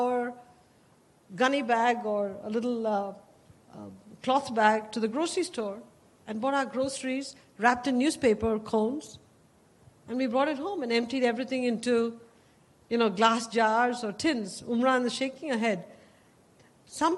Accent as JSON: {"language": "English", "country": "India", "tie": "born or raised there", "moved": "as an adult", "lives_now": "United States", "said": "Growing up in India, we didn't own a car, we didn't own a telephone"}